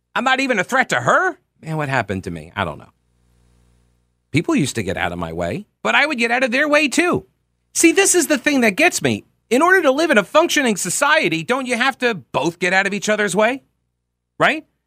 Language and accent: English; United States; I'm American.